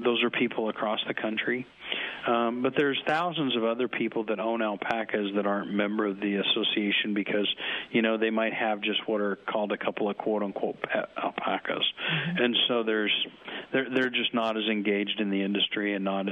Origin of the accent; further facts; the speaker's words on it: Nebraska, United States; I'm from Nebraska